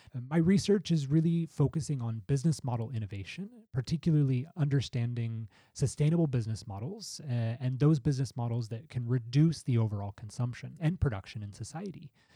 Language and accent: English; United States; the United States, my home country